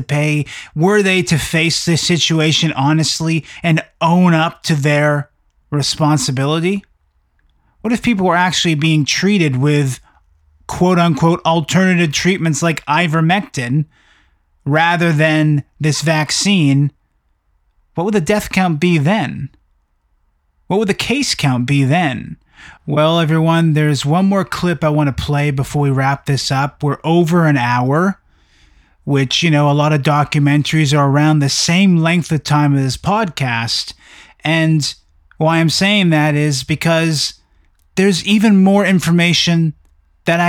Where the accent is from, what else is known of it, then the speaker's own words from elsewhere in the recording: Canada; I'm from Canada